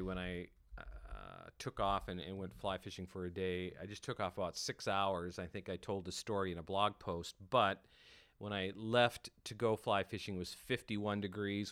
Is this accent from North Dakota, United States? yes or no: yes; North Dakota, United States; moved away; growing up in North Dakota